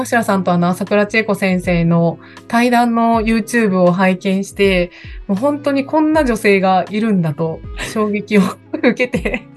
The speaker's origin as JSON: {"language": "Japanese", "town": "Kobe", "region": "Hyogo", "country": "Japan", "tie": "born or raised there", "said": "私、あの、神戸出身なんですけど、神戸でもちょっとあの、皆さんの神戸の想像とは違う感じだと思うんですけど、すっごく田舎で"}